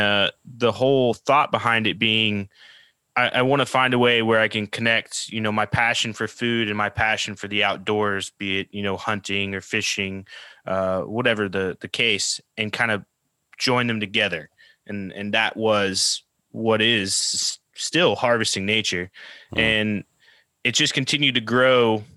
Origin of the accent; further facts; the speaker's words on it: Oklahoma, United States; moved away as an adult; also born or lived in New Orleans, Louisiana / California; I, I grew up in Oklahoma, like middle of the country, the U.S.